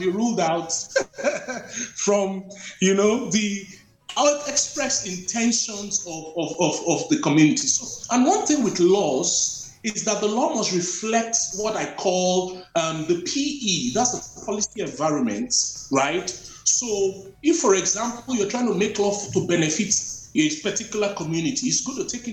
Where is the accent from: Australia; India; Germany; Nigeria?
Nigeria; growing up in Nigeria